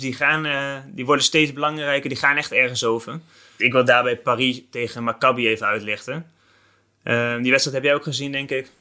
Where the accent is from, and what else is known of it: Netherlands